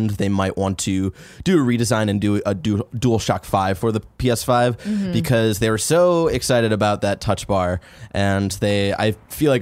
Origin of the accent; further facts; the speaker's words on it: Midwest, United States; We're from the Midwest